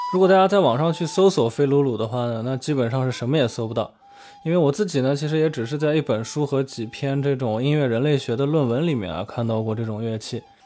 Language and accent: Chinese; China; 我们中国人